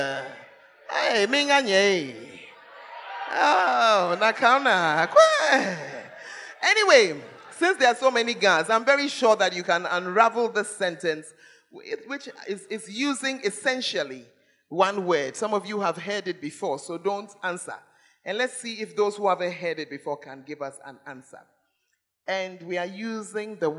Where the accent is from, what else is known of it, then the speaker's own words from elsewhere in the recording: Accra, Greater Accra, Ghana; moved away; also born or lived in Tamale; I'm a girl from Accra.